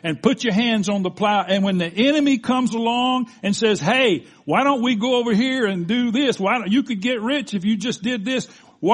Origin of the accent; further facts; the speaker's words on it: the South, United States; I was raised in the South.